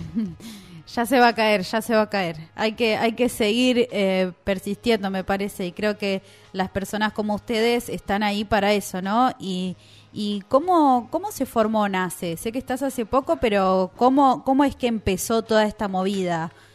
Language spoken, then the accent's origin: Spanish; Florida, Buenos Aires Province, Argentina; now in Tandil, Argentina; yo soy de Florida, de Vicente López